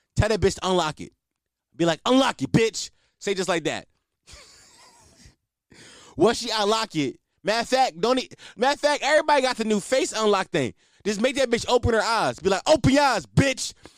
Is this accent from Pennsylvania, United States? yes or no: yes; Philadelphia, Pennsylvania, United States; I'm a Philadelphian, born and raised